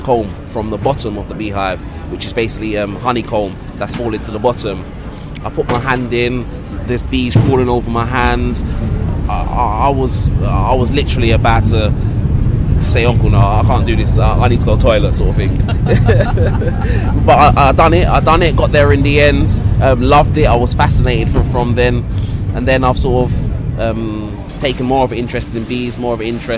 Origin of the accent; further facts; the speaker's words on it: London, United Kingdom; growing up in Hackney in London.